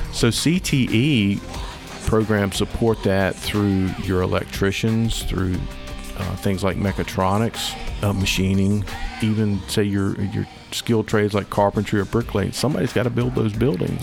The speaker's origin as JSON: {"language": "English", "town": "Sandston", "region": "Virginia", "country": "United States", "tie": "born or raised there", "said": "I am a, uh, native Virginia. I grew up in Sanston, went to Highland Springs High School."}